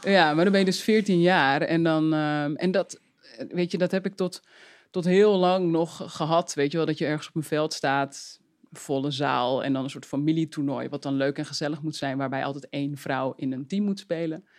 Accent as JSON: {"language": "Dutch", "town": "Uithoorn", "region": "North Holland", "country": "Netherlands", "tie": "born or raised there", "said": "ik ben opgegroeid in Uithoren. Dus dat lag eh, in de buurt van Amsterdam"}